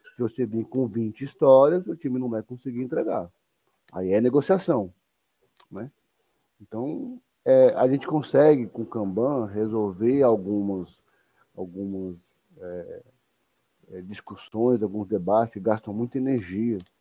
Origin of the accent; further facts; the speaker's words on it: São Paulo, Brazil; Eu sou de São Paulo, cara. A gente que, a gente que nasce em São Paulo, nós somos educados para trabalhar